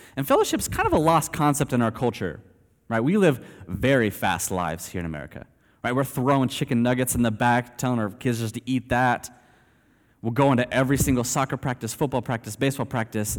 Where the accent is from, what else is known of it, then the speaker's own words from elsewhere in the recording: Aledo, Texas, United States; moved away as an adult; also born or lived in Eastern Asia; I grew up here in Alito and actually in this church